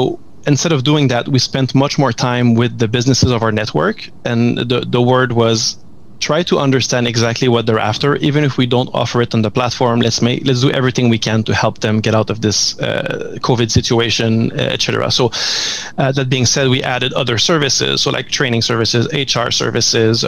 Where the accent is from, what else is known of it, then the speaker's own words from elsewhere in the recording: Montreal, Quebec, Canada; we've started in Montreal, as my accent can probably tell